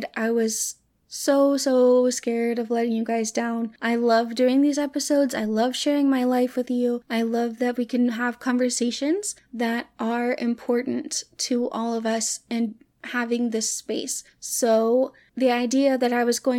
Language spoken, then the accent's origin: English; Hot Springs, United States; moved away; my hometown in Hot Springs